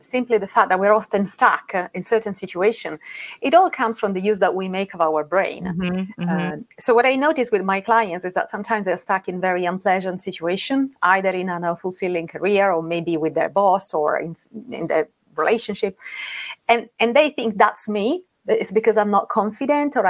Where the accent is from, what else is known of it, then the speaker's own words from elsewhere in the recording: Rome, Lazio, Italy; moved away as an adult; now in London, United Kingdom; I'm Italian. I live in London. I've been living in London for 9 years, and I'm from what is known to be the most beautiful city in the world. I'm from Rome.